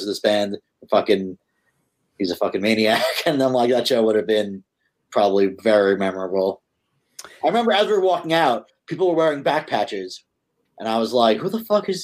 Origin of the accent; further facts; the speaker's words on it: Long Island, New York, United States; I'm from Long Island